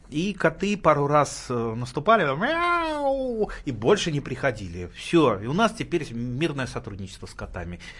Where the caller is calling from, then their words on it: Siberia, Russia; Ну, я из Сибири звоню.